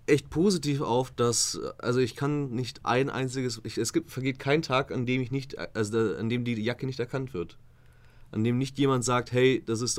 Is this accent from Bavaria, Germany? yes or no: yes; Königsbrunn, Bavaria, Germany; Äh, in, in meiner Heimatstadt, Königsbrunn.